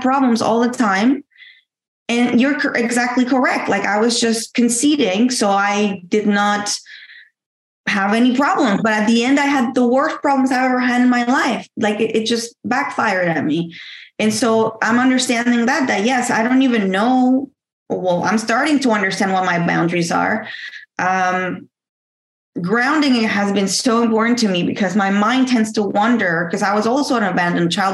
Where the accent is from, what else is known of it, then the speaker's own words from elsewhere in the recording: Mexico; moved away; back home in Mexico. You know, I'm from Mexico. I was always the first to have A's and tens because back home is tens